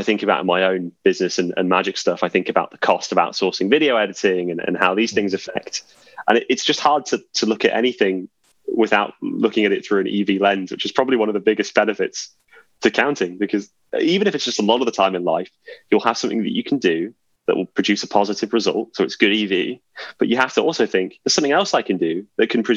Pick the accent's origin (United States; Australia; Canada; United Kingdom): United Kingdom; England; being English